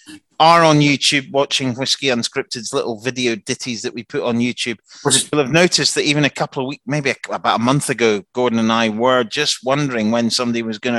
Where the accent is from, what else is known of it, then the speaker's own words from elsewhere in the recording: Helensburgh, Scotland, United Kingdom; I'm from Helensburgh.